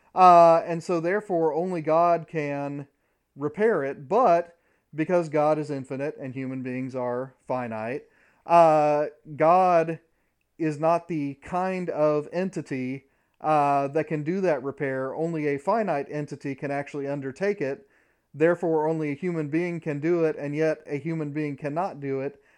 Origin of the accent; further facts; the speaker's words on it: Midwest, United States; I grew up in the Midwest in the nineteen eighties